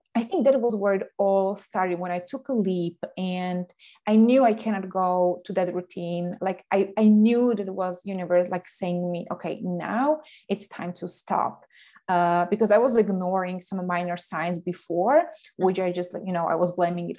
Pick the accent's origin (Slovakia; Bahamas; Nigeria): Slovakia; moved away as an adult; also born or lived in Denmark / Canada / England; now in Sweden; I'm coming originally from Slovakia